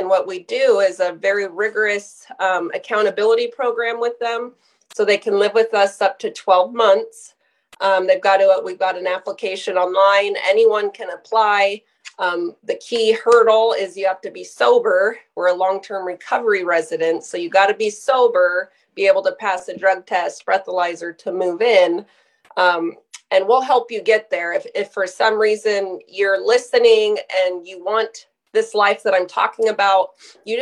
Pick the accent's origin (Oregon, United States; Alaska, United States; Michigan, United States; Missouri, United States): Alaska, United States; Sterling; also born or lived in Soldotna, Alaska; I was born here locally in Soldotna, Alaska, raised, went to high school here, grew up in Sterling